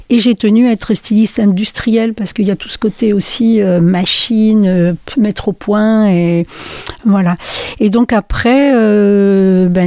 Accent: France; also born or lived in Wallonia, Belgium; Alors moi je suis née en Belgique, en Wallonie, mais j'y suis pas restée longtemps. On a ensuite migré du côté de l'Est de la France et on est revenu dans, dans le Nord après

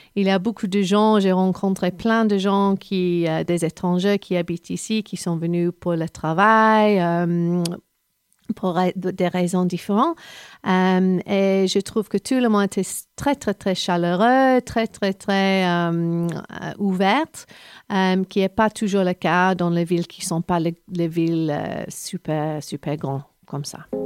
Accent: England, United Kingdom; French is a second language; moved away as an adult; also born or lived in London; now in Montpellier, France; je suis anglaise

